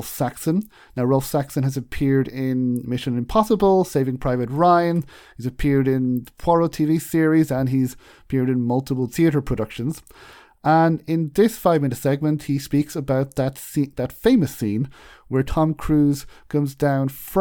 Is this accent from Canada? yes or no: no; Ireland; I am from Ireland